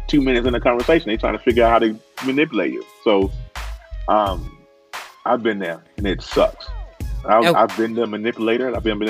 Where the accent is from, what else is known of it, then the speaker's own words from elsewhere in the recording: the South, United States; I'm from the South, man.